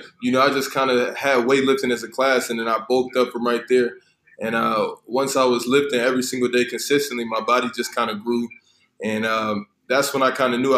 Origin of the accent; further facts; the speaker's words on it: South Bend, Indiana, United States; moved away; also born or lived in Seattle; I grew up in South Bend, Indiana